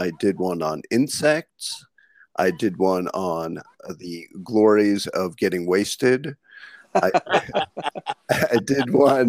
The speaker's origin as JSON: {"language": "English", "region": "New York", "country": "United States", "tie": "born or raised there", "said": "Well, my family's lived in Lower East Side for over 100 years, but I went to college upstate."}